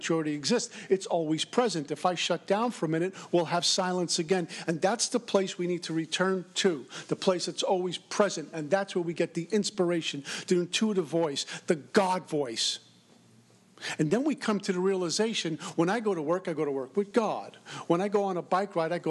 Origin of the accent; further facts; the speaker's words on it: New York, United States; I'm from New York